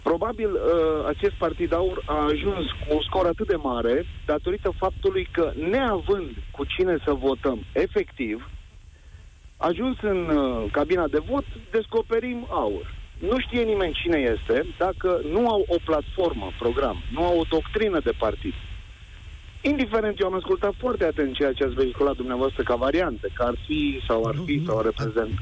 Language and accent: Romanian; Romania; eu sunt român, provin din familie și din neam de români